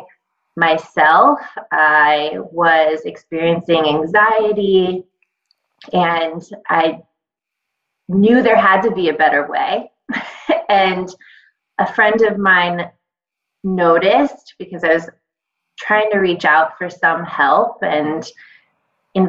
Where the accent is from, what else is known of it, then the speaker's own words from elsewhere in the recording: Los Angeles, California, United States; now in Brooklyn, United States; coming from Brooklyn now, but I grew up in Los Angeles